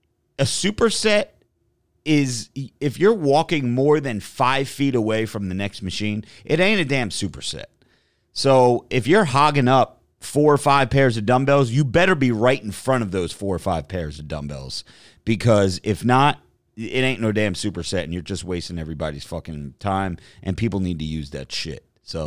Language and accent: English; Bar Harbor, Maine, United States; Joey, yes, I'm from Bar Harbor, Maine.